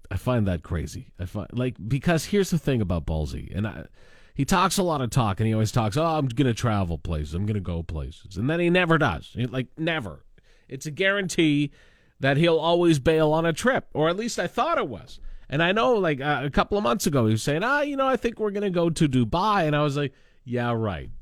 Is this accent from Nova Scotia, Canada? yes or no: no; Lanigan, Saskatchewan, Canada; now in Regina, Canada; my hometown of Lanigan, which is, you know, under fifty, fifteen hundred people